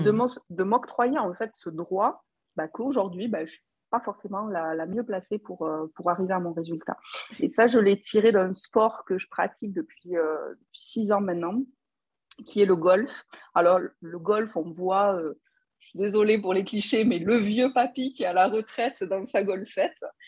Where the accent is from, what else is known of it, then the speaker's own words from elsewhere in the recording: Toulouse, Occitania, France; accent: Toulouse; je suis toulousaine.